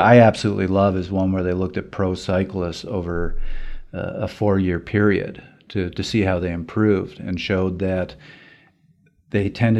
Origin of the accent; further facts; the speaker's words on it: Canada; First of all, as a Canadian, kudos for commuting in Calgary, particularly if you're doing that in the winter.